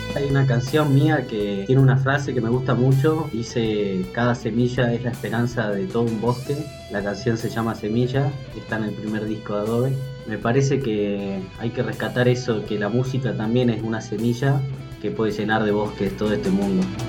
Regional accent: Salta, Argentina; also born or lived in Bernal, Buenos Aires; yo nací en Bernal, en el año 89, en el conurbano bonaerense. Cuando tenía 5 años eh, nos vinimos a vivir a Salta con mi familia

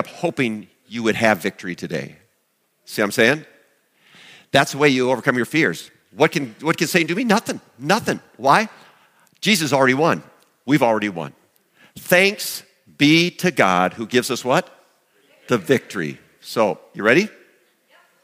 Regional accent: Chancellor, South Dakota, United States; when I was growing up in Chancellor

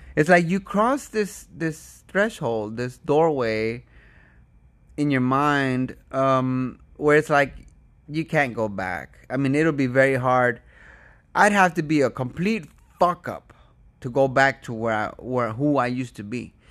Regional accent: United States; I'm from America. I'm visiting.

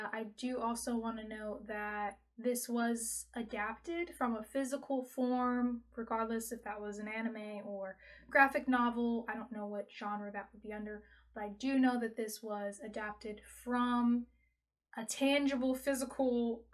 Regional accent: United States; So I am very American, and a Black American experience is the only sort of culture that I have

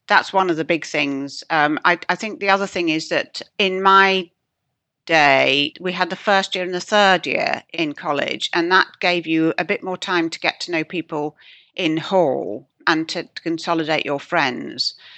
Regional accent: Yorkshire and the Humber, United Kingdom; moved away; I come from Yorkshire, my father's still there

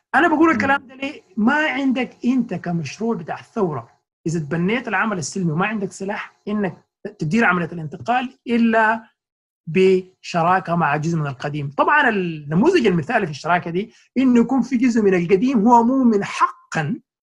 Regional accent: Sudan; now in New York, United States

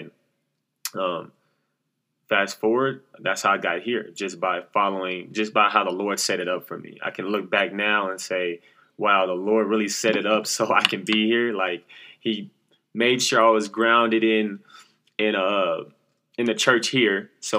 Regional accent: Oklahoma City, Oklahoma, United States; also born or lived in New York / Texas; I'm from Oklahoma City, the south side of Oklahoma and the east side, went back and forth. I moved from New York to Oklahoma. I stayed in New York for about 4 or 5 years, came to Oklahoma, then went to Texas and came back to Oklahoma.

